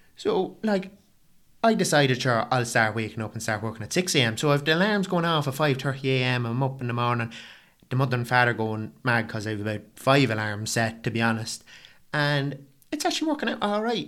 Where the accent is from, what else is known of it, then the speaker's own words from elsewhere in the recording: County Meath, Leinster, Ireland; I'm an Irish fella